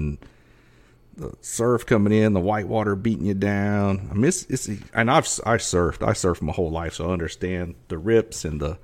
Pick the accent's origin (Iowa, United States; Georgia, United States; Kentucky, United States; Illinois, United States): Georgia, United States; Southeast; now in Victoria, United States; where I grew up in Southeast Georgia